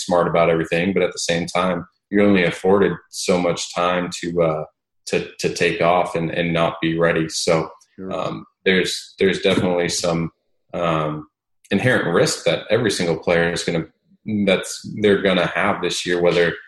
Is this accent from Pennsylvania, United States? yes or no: no; Southern California, United States; moved away as an adult; also born or lived in Ohio / Knightdale, North Carolina; now in Dallas, United States; I grew up in Southern California